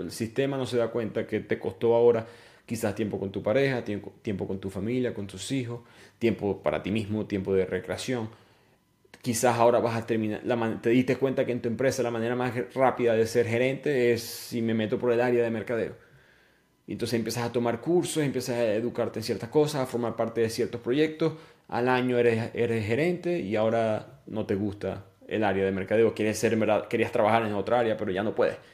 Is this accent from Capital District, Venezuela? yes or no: no; Maracaibo, Zulia, Venezuela; una carretera de Maracaibo, donde yo nací